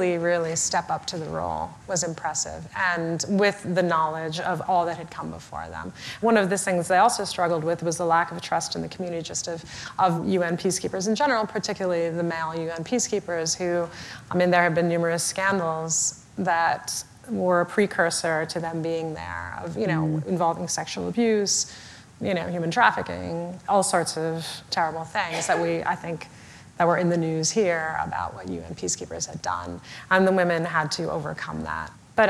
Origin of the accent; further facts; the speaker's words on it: India; I'm originally from India